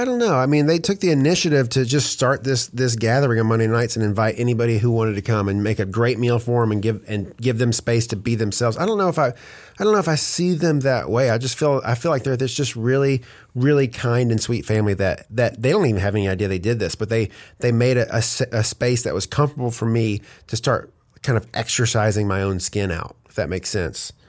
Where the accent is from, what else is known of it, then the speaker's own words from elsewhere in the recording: Hope, Arkansas, United States; moved away as an adult; also born or lived in Oklahoma / Conway, Arkansas; now in Atlanta, United States; I was born in Oklahoma and then my parents moved, uh, to Hope, Arkansas, and when I was like two. And so I went to all through my, you know, all through school there